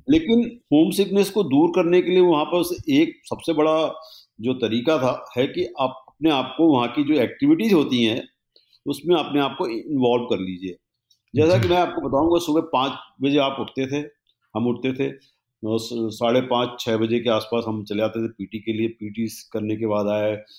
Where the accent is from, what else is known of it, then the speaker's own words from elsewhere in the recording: Rewa, Madhya Pradesh, India; मैं रीवा का रहने वाला हूँ ओरिजिनली